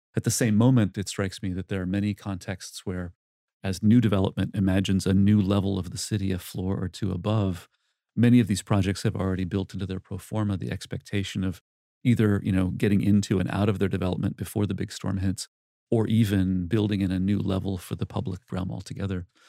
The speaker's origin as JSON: {"language": "English", "town": "Cambridge", "region": "Massachusetts", "country": "United States", "tie": "born or raised there", "said": "my hometown in Cambridge, Massachusetts"}